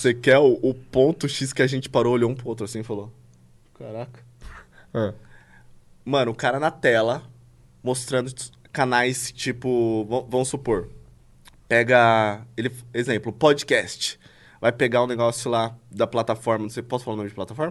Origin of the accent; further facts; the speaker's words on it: São Paulo, Brazil; eu cresci na Vila Brasilândia, tá ligado? Ah. Que é um, um local considerado muito perigoso pro paulista